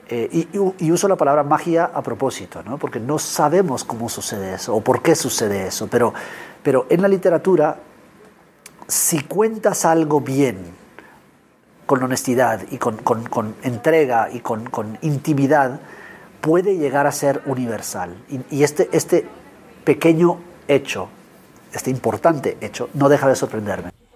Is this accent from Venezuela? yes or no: no; Guatemala; soy escritor guatemalteco